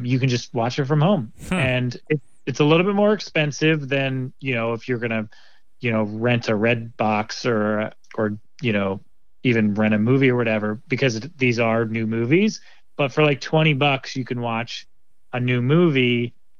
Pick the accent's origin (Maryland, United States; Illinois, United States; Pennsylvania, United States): Pennsylvania, United States; Philadelphia; moved away as an adult; now in Seattle, United States; I'm here from Philadelphia, and I've been living out in Seattle area for about 7 years now. I was a suburbs person outside of Philly